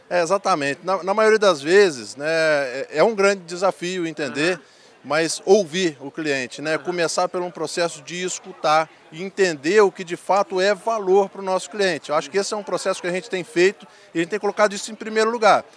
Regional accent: Espírito Santo, Brazil; eu sou originário do estado do Espírito Santo

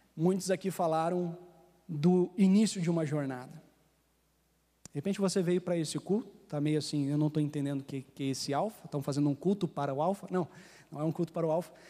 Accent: Rio Grande do Sul, Brazil; eu sou gaúcho

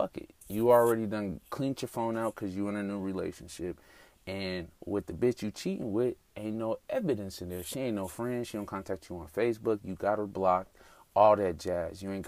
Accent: Denver, Colorado, United States; moved away as an adult; now in Atlanta, United States; I moved to Atlanta recently. I'm from Denver, Colorado.

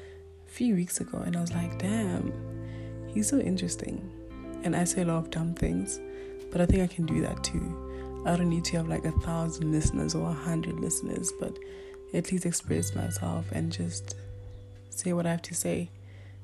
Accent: Limpopo, South Africa; first language Northern Sotho (Pedi); English is a second language; now in Johannesburg, South Africa; I was born in Limpopo. My language, or my culture, is Bedi.

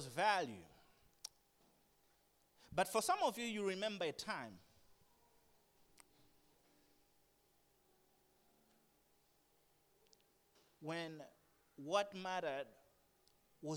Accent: Blantyre, Southern Region, Malawi; also born or lived in Lilongwe; I grew up in Blanta. I was born in Longwa, grew up here.

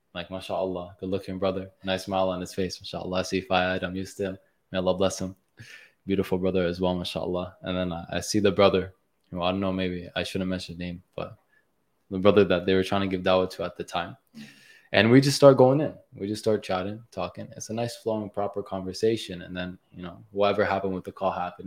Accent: Mississauga, Ontario, Canada; I'm from Mississauga

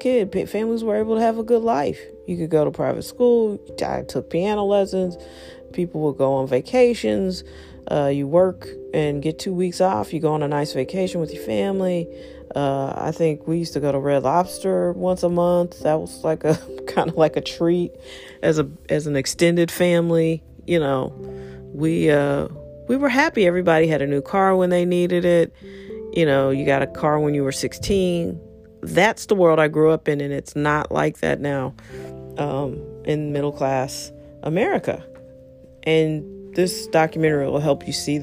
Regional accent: St. Louis, Missouri, United States; I'm American in the most American city of St. Louis.

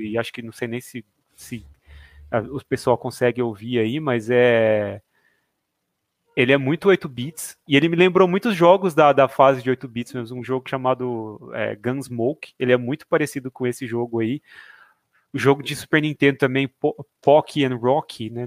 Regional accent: Jaboticabal, São Paulo, Brazil; now in Bauru, Brazil

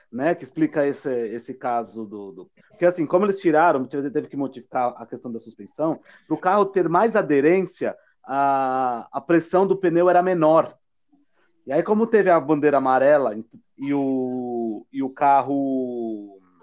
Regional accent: Brazil

